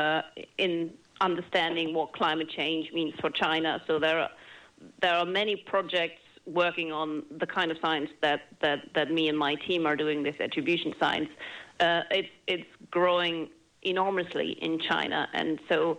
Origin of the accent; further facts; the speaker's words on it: Germany; moved away; my home country, Germany